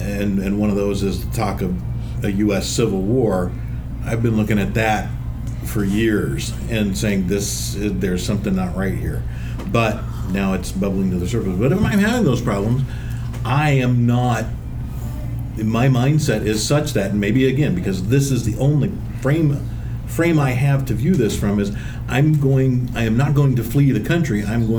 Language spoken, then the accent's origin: English; United States; this is the only point of frame that I have, is as an American